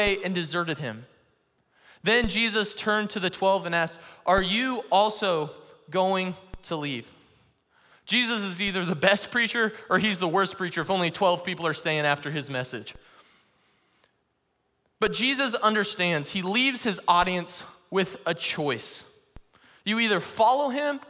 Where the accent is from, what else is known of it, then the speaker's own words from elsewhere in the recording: Missouri, United States; I'm from Missouri, and Missouri is known as the show me state.